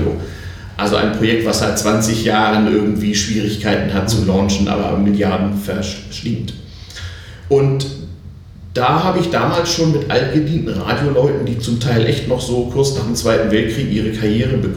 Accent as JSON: {"language": "German", "region": "Hamburg", "country": "Germany", "tie": "born there", "said": "Ich bin geboren in Hamburg, habe da aber nur zeitweise die ersten fünf Jahre meines Lebens verbracht, weil meine Eltern äh, entweder in England oder in Japan arbeiteten"}